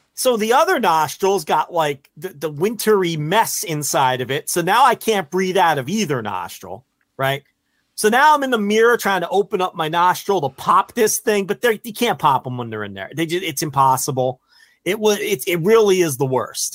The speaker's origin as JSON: {"language": "English", "region": "New Jersey", "country": "United States", "said": "I'm from Jersey. I know every hustle"}